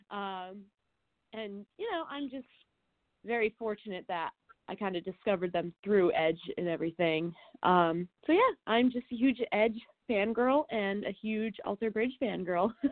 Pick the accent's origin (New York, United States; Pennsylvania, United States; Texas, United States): New York, United States; Albany; so I'm actually from Albany, New York.